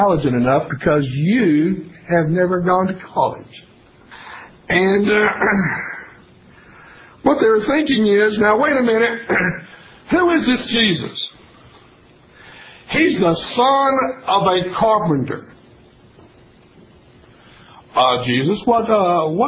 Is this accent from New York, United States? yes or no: no; Tennessee, United States; I was born and raised in Tennessee